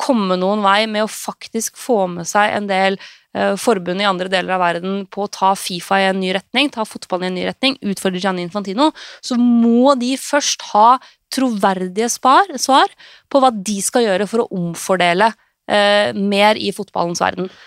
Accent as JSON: {"language": "Norwegian", "town": "Lillehammer", "region": "Innlandet", "country": "Norway", "tie": "born or raised there", "said": "den fotballen jeg vokste opp med eh, på Stampesletta på Lillehammer"}